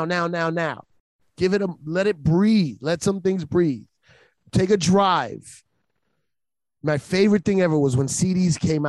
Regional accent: New York City, New York, United States; as a New Yorker

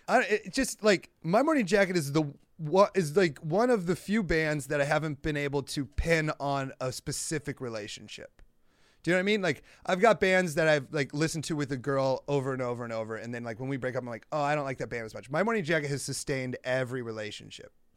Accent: Iowa, United States; growing up in Iowa

